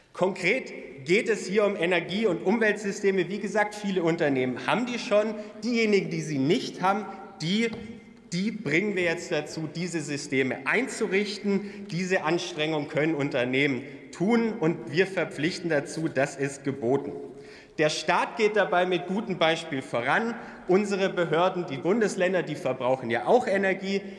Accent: Swabia, Germany; Als Schwabe ist mir Sparen in die Wiege gelegt

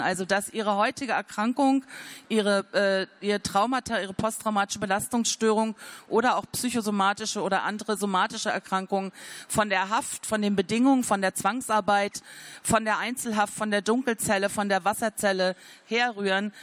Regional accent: Rügen, Mecklenburg-Vorpommern, Germany; Ich bin 1962 auf der Insel Rügen geboren

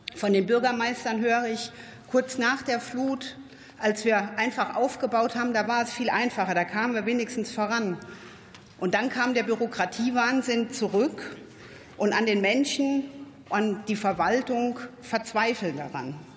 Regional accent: the north of Rhineland-Palatinate, Germany; Ich selbst bin auch aus dem Norden von Rheinland-Pfalz

